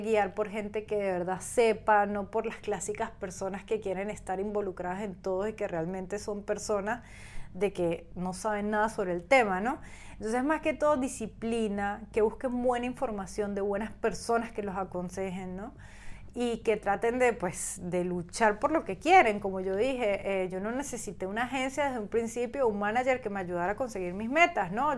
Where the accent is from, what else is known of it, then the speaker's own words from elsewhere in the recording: Venezuela; now in Spain; yo como venezolana